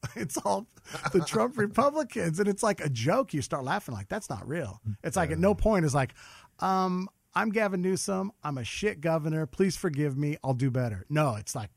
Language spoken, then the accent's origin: English; Covina, California, United States; also born or lived in Downey, California; I grew up in Covina, California. I was born in Downey